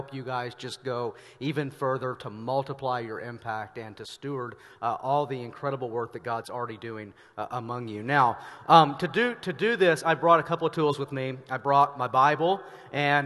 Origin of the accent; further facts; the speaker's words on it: Arkansas, United States; now in Denver, United States; I am from Arkansas, and this part of Oregon feels eerily familiar to Arkansas to me.